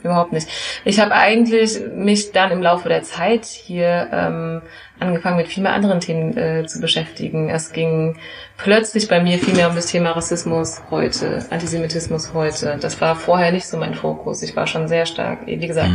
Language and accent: German; Frankfurt, Hesse, Germany; also born or lived in Geneva; ich bin hier in Frankfurt geboren und ja. aufgewachsen, ging hier zur Grundschule, habe hier Abitur gemacht